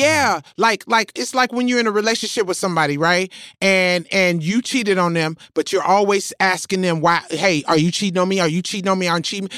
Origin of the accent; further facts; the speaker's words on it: Memphis, Tennessee, United States; moved away; I'm from Memphis